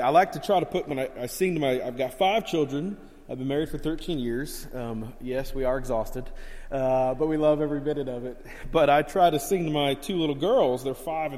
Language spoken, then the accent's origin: English; Miami, Florida, United States; I grew up down in Miami and South Florida, a very rough area of town